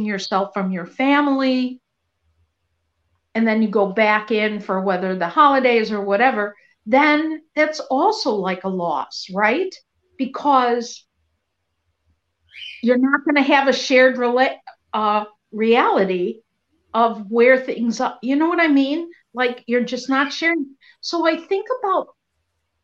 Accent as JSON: {"language": "English", "town": "Skokie", "region": "Illinois", "country": "United States", "tie": "born or raised there", "said": "growing up in Skokie, we had a lot of Holocaust survivors."}